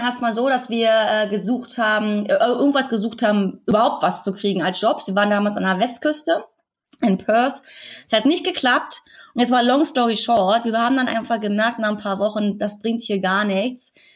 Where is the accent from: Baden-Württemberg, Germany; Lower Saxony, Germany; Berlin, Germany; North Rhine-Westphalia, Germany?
Berlin, Germany; moved away as an adult; also born or lived in Australia; Also wir sind ja ursprünglich aus Berlin und wir waren jetzt sechs Jahre in Australien und haben da gelebt.